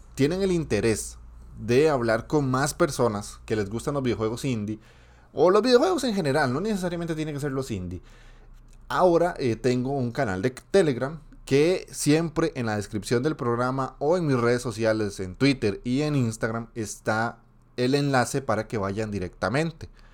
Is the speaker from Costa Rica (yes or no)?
yes; Costa Rica; yo soy de Costa Rica